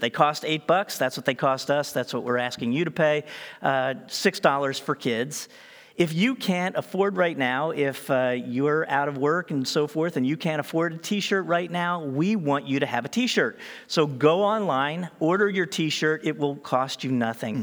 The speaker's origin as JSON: {"language": "English", "area": "Eastern Seaboard", "region": "East Coast", "country": "United States", "tie": "born or raised there", "said": "I was born in America on the Eastern Seaboard."}